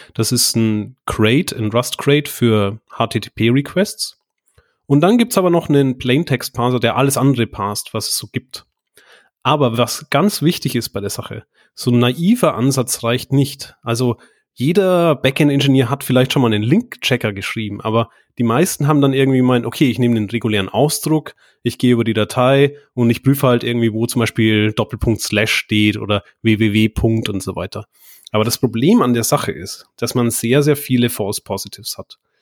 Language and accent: German; Bavaria, Germany; moved away as an adult; also born or lived in Bayreuth; now in Düsseldorf, Germany; Ich komme tatsächlich aus Bayern, äh, aufgewachsen